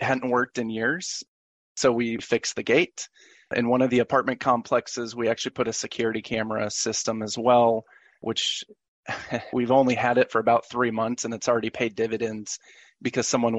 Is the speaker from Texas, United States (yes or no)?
yes; Dallas, Texas, United States; now in Nashville, United States; I am originally from Dallas, Texas, lived in the Nashville area for the last 15 years or so